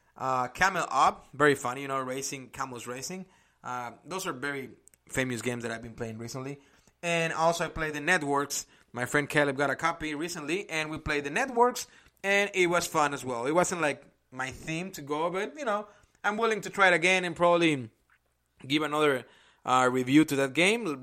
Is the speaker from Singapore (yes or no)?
no; Mexico; English is a second language; now in Indianapolis, United States; I'm originally from Mexico